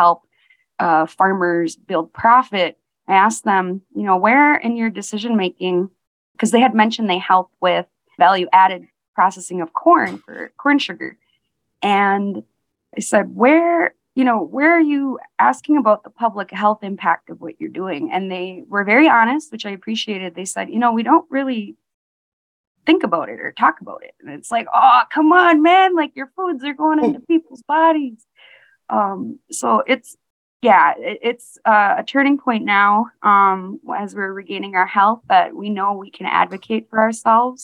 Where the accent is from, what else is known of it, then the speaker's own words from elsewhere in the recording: Lake Vermilion Reservation, Bois Forte, Minnesota, United States; I'm from the Lake Vermilion Reservation, District 2 of Boise Fort, Band of Chippewa